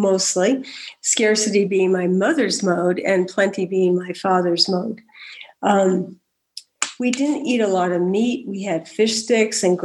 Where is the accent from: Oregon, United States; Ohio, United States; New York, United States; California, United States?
California, United States; Davis; I was raised in the Central Valley of California in Davis